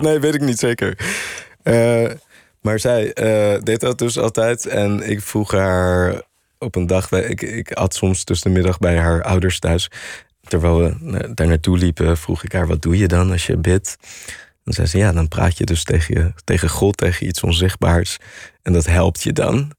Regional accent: Netherlands; wij als Nederlanders

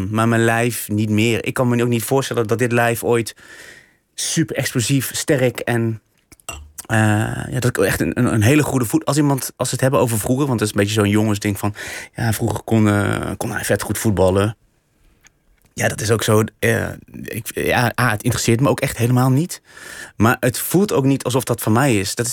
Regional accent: Vught, North Brabant, Netherlands; maar waar ik ben opgegroeid is wel weer een hele grote, ja, ja, eigenlijk een, buurt waar heel veel Melukse gezinnen woonden. In Vught? In Vught, ja.

